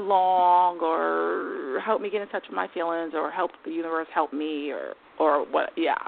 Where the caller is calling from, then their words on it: New York, United States; New York.